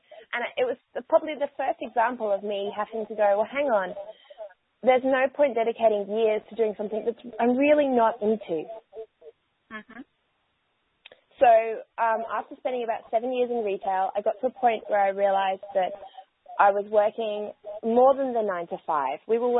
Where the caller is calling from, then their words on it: Brisbane, Queensland, Australia; So I'm calling in from Brisbane, Australia, which is where I call home.